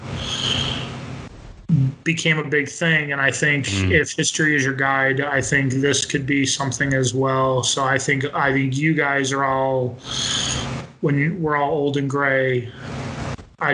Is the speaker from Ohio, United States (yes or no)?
no; upstate New York, United States; upstate New York